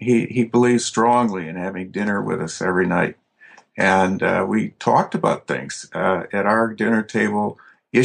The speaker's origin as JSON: {"language": "English", "town": "Streator", "region": "Illinois", "country": "United States", "tie": "born or raised there", "said": "I grew up in northern Illinois in a town called Streeter. About 90 miles southwest of Chicago, a farming and industrial community"}